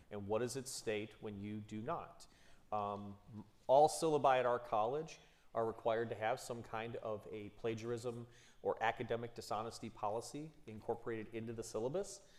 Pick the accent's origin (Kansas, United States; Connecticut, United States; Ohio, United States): Ohio, United States; Cleveland Heights; I'm from Cleveland Heights